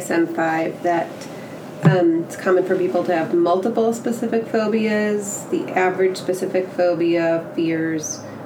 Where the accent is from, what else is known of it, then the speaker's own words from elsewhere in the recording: Chicago, Illinois, United States; now in Texas, United States; I'm from the Chicago area originally.